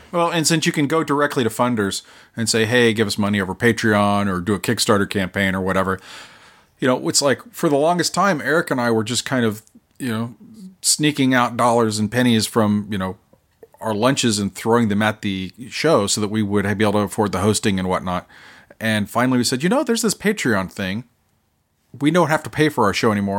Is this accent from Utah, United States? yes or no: no; Oklahoma, United States; now in South Carolina, United States; I'm from Oklahoma